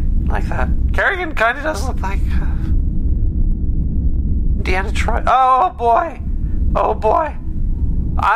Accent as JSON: {"language": "English", "country": "United States", "said": "I'm American"}